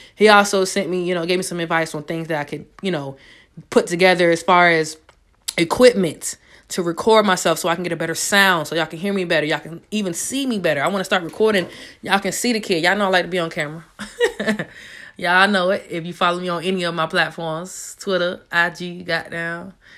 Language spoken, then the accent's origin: English; Raleigh, North Carolina, United States; moved away; Most of my family's from there, so I can honestly say I definitely grew up in that area